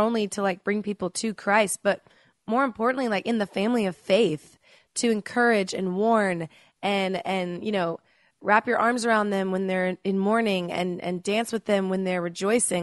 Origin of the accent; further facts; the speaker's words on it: Dallas, Texas, United States; moved away as an adult; I grew up in Dallas, Texas with a cheer coach mom